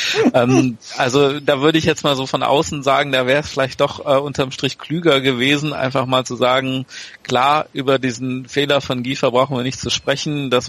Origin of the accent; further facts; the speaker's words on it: Bremen, Germany; als Bremer weiß ich auch, dass es da vor, ich weiß nicht, ungefähr zehn Jahren einen Torwart namens Pascal Borel gab